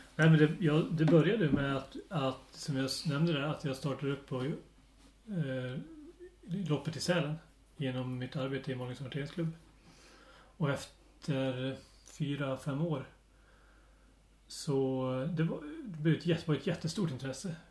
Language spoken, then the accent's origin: Swedish; Dalarna County, Sweden; moved away as an adult; now in southern Halland, Sweden; Så jag är ju uppväxt och bott i Dalarna den största delen av mitt liv och nu bor jag i södra Halland